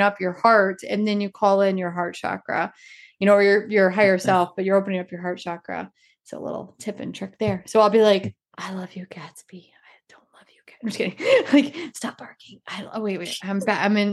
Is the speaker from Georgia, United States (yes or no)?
yes; Georgia, United States; I'm from Georgia.